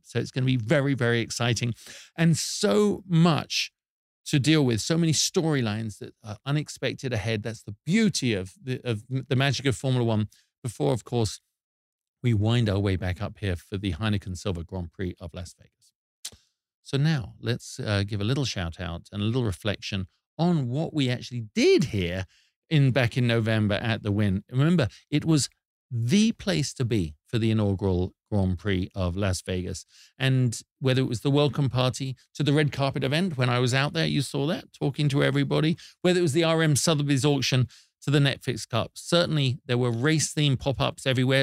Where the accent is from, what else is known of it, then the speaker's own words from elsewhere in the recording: United Kingdom; here's something we do as British people